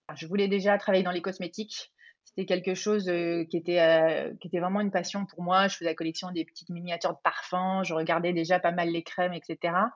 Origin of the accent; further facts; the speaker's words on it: Auvergne-Rhône-Alpes, France; je suis originaire d'Auvergne, euh, donc moi j'ai grandi bah, au milieu voilà des forêts auvergnates